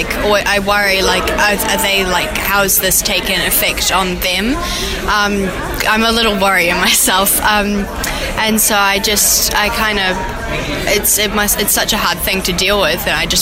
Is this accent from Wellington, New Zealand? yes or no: no; Auckland, New Zealand; I'm from Auckland, New Zealand